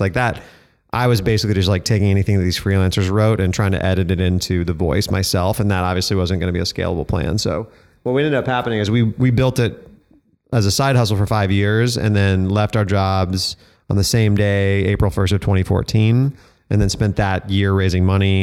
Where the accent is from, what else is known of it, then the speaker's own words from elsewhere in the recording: Denver, Colorado, United States; I grew up in Denver, Colorado